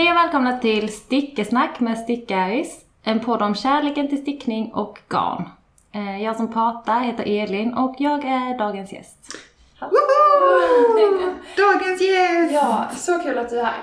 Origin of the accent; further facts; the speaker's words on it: Hässleholm, Skåne, Sweden; also born or lived in Åhus / Båstad; now in Malmö, Sweden; jag är från eh, Hässleholm ursprungligen men har bott, bott runt lite i Skåne